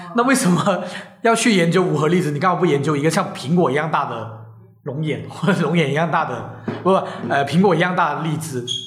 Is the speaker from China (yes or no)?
yes; Guangdong, China; 我作为一个广东人